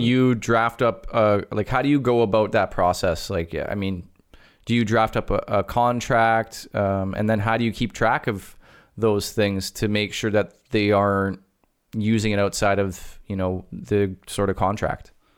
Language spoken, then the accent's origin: English; Canada; I'm Canadian